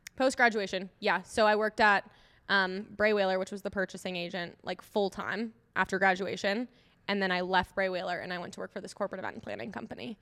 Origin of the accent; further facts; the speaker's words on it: Eagan, Minnesota, United States; moved away as an adult; now in Denver, United States; I grew up in Minneso-, Minnesota